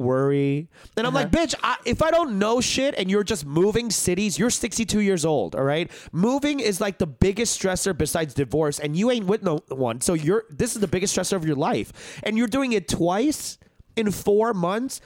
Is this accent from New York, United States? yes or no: yes; New York City, New York, United States; I grew up in Flushing, Queens, in New York.